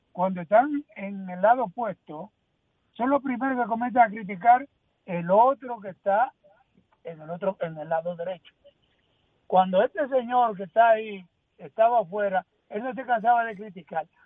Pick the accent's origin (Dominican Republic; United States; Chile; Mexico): Dominican Republic; Como buen dominicano que me siento y soy.